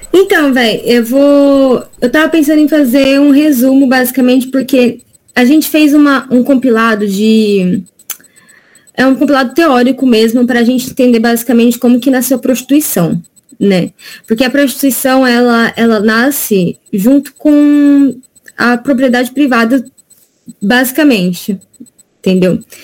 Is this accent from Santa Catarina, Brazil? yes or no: no; Diadema, São Paulo, Brazil; eu sou daqui de Diadema, do Grande ABC